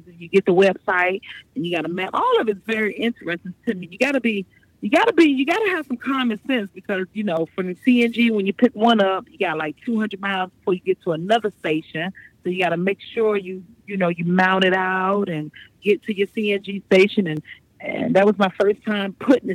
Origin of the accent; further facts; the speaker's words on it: Virginia, United States; also born or lived in Brooklyn, New York / Chesapeake, Virginia; I was born in Brooklyn, but my mother quickly moved us out of there around when I was 7 years old. So pretty much we've been in Virginia since then.